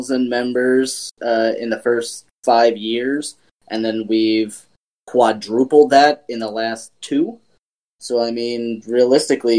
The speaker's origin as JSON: {"language": "English", "region": "East Coast", "country": "United States", "said": "I'm from the East Coast"}